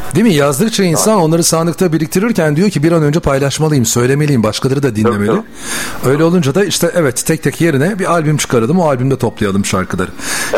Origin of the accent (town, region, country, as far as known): Bursa, Turkey; born or raised there; moved away